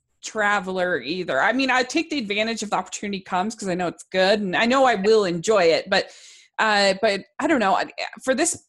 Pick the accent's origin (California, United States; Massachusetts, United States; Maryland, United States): Maryland, United States; I grew up in Maryland